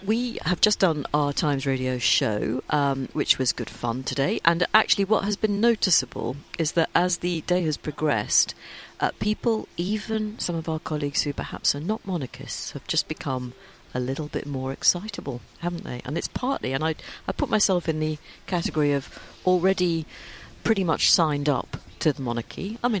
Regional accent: United Kingdom; we're British.

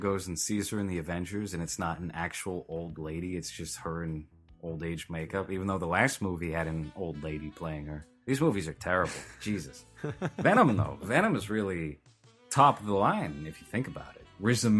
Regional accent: New York, United States; now in California, United States; It sounded like I'm from New York, but I've lived in California long enough to not have a New York accent.

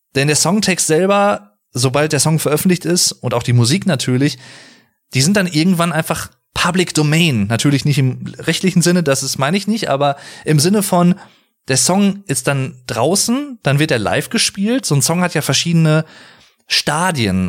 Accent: Sauerland, North Rhine-Westphalia, Germany; ich komme aus dem Sauerland

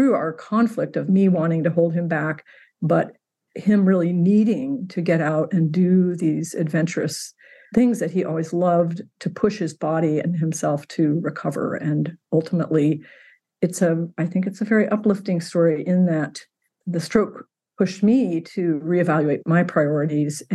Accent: Indiana, United States; moved away as an adult; also born or lived in Alaska; now in Washington, United States; I grew up in Indiana

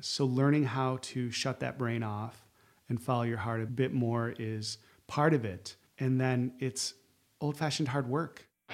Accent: Syracuse, New York, United States; moved away as an adult; also born or lived in Chicago; I grew up in Syracuse

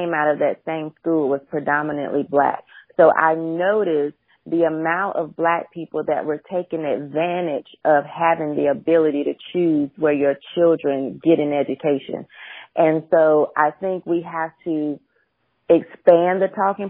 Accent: United States; I have 6 to 7 generations born right here in this country. I'm American.

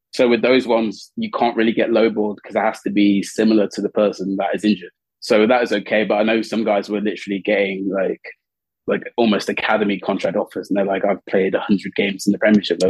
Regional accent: Birmingham, West Midlands, United Kingdom; moved away as an adult; also born or lived in Coventry; now in Paris, France; I was born in Coventry and I grew up in Birmingham

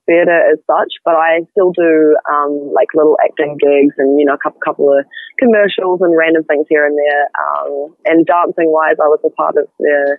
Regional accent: Auckland, New Zealand; moved away as an adult; now in Christchurch, New Zealand; I'm actually from Auckland. Yeah, okay. I moved down to Christchurch when I was 18, so I've been here about 7 years.

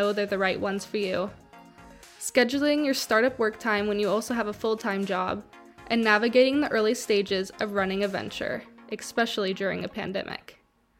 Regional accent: Dallas, Texas, United States; now in Stockholm, Sweden; my hometown of Dallas, Texas

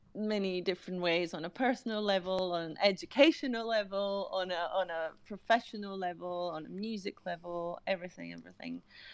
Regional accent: Greece; moved away as an adult; also born or lived in Amsterdam; I'm originally from Greece. I was born in Greece and I started doing music in Greece.

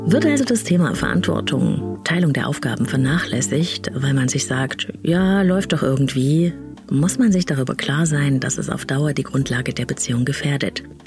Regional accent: East Germany, Germany; Ich bin nämlich in der DDR aufgewachsen

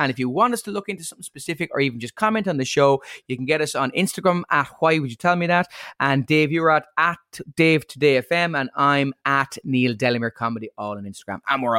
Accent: Ireland; as an Irish person

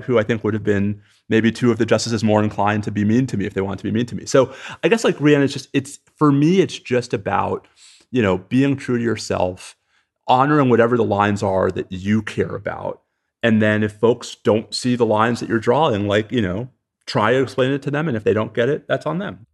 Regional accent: New York, United States; moved away; also born or lived in Texas; I'm a New Yorker

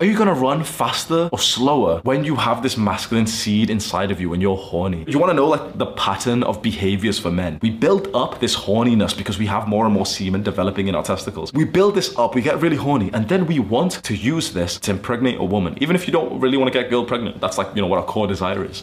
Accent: United Kingdom; moved away as an adult; now in Dubai, United Arab Emirates; my kickboxing club in my hometown back in the UK

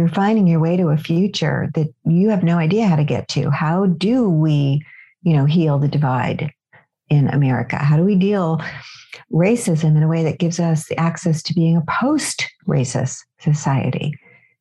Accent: California, United States; I'm from California

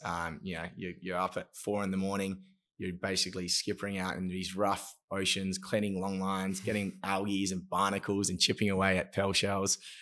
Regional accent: Broome, Western Australia, Australia; also born or lived in Perth; I grew up in Broome until I was uh, 12. And then my family decided to send me down to Perth uh, in the city for school

